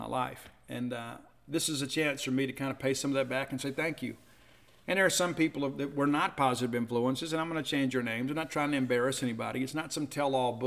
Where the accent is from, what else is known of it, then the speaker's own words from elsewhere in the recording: South Mississippi, United States; growing up in South Mississippi